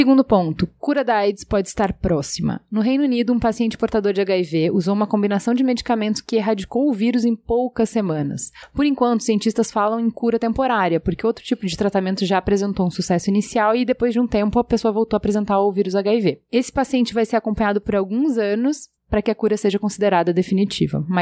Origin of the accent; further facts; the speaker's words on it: São Paulo, Brazil; Sou, sou de São Paulo.